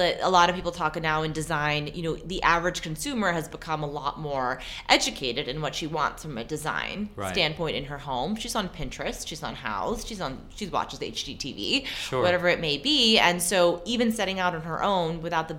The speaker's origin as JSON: {"language": "English", "area": "San Francisco Bay Area", "region": "California", "country": "United States", "tie": "born or raised there", "also_born_or_lived": "New York", "moved": "as an adult", "said": "I grew up in the San Francisco Bay Area"}